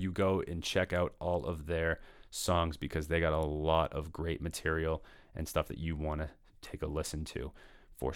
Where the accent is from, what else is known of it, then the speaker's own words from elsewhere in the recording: Danvers, Massachusetts, United States; moved away; I grew up in Danvers, which is right next to Peabody.